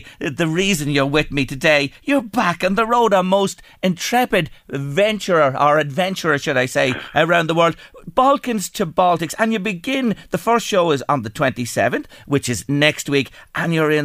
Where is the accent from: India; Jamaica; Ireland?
Ireland; we are Irish